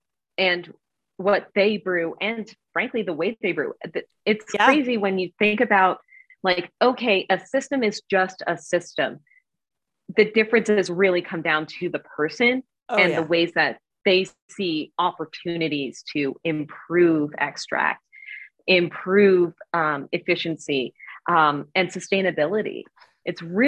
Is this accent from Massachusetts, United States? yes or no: yes; Cape Cod, Massachusetts, United States; moved away; I'm originally from Cape Cod, and I went back to Massachusetts, and somebody opened a brewery in my hometown.